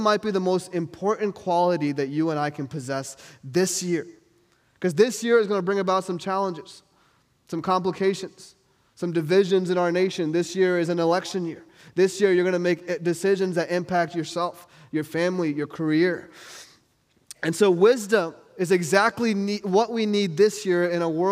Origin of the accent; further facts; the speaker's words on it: New York, United States; moved away; I'm from New York